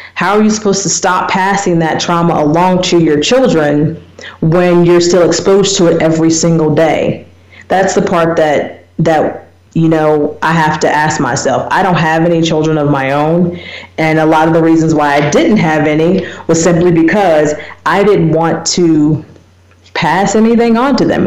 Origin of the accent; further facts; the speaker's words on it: United States; moved away as an adult; now in South Africa; I'm an American. I grew up in small town